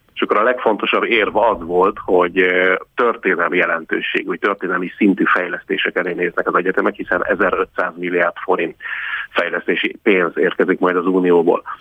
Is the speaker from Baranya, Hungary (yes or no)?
yes; Pécs, Baranya, Hungary; én magam Pécsi vagyok